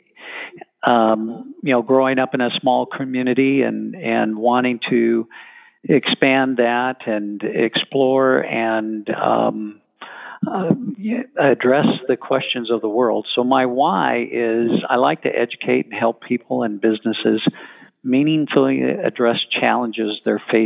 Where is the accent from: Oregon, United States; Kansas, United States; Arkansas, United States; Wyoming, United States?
Wyoming, United States; Emblem; now in Texas, United States; I grew up in a very small community, Emblem, Wyoming.